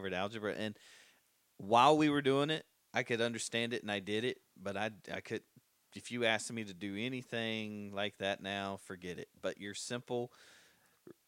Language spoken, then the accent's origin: English; Smithfield, North Carolina, United States; I've literally not moved to live anywhere else except Johnson County